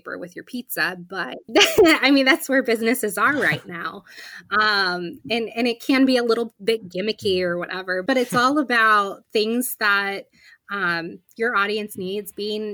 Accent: around the Penn State area, central Pennsylvania, United States; moved away as an adult; now in Pittsburgh, United States; I grew up around the Penn State area and in central PA, and then moved here for college

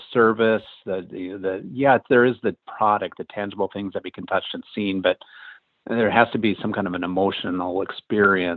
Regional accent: Midwest, United States; moved away as an adult; now in Los Angeles, United States; I grew up in the Midwest, lived there for the first 18 years of my life

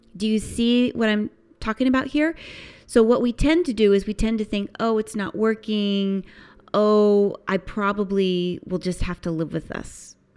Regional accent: United States; growing up in the United States

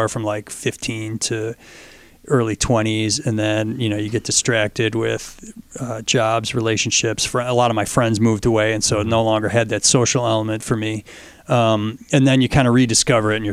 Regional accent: Fairport, New York, United States; I grew up in Fairport

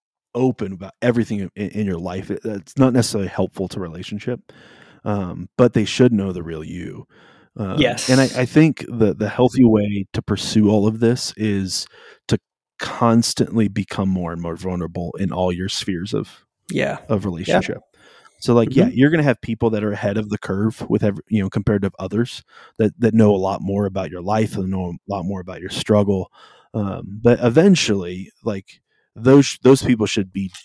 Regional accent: South Dakota, United States; also born or lived in California; we moved from California to South Dakota when I was in the middle of fourth grade.

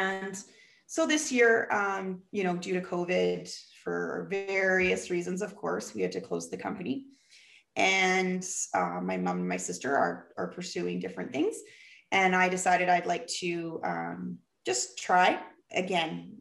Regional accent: Vancouver, British Columbia, Canada; accent: Canadian; I'm from Canada, Vancouver, British Columbia.

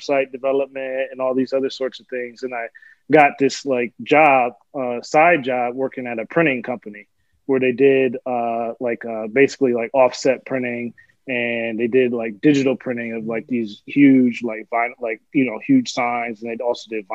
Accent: West Michigan, United States; moved away as an adult; also born or lived in Albion, Michigan; now in Rochester, United States; I originally grew up in Michigan. So born and raised in Michigan. Spent most of my life in West Michigan

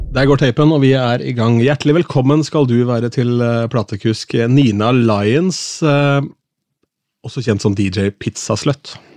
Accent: Askim, Østfold, Norway; also born or lived in Sarpsborg; jeg er jo fra Askim, men er født i Sarpsborg

